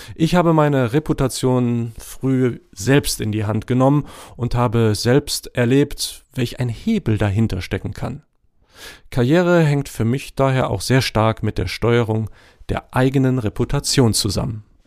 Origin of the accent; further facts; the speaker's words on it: GDR, East Germany, Germany; Aufgewachsen in der DDR mit Eltern, die ein eigenes Unternehmen nach der Wende aufgebaut haben